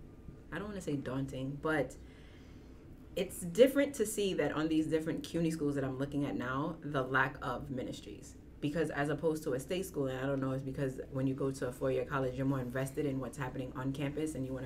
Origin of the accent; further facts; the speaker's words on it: New York City, New York, United States; growing up in New York has been different